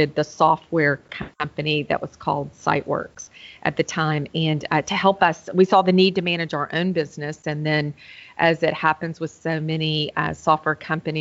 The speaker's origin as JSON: {"language": "English", "town": "Memphis", "region": "Tennessee", "country": "United States", "moved": "yes", "lives_now": "Nashville, United States", "said": "I am from Memphis, Tennessee, originally. I'm in Nashville now"}